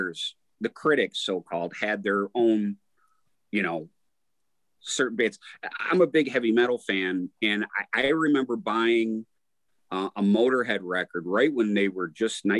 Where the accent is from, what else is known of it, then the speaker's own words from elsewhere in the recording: Detroit, Michigan, United States; growing up in Detroit